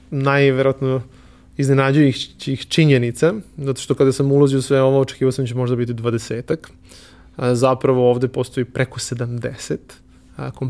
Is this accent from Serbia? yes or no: yes; Serbia; kod nas u Srbiji